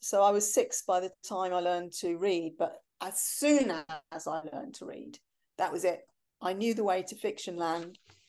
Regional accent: Germany; born there; also born or lived in Cyprus; Yeah, well, I was born in Germany. I was only there for 6 weeks

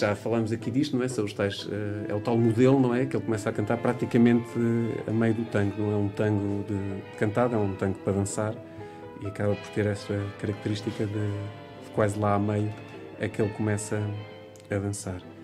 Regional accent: Portugal; nós somos portugueses

